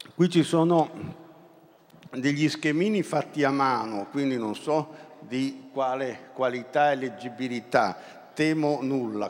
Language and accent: Italian; Turin, Piedmont, Italy; essendo torinese, eh, quando la scuola mi portava al museo egizio